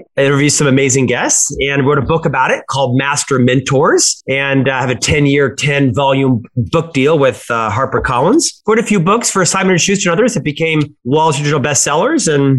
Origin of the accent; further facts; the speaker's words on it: Florida, United States; now in Utah, United States; I'm originally from Florida. I live in Utah now.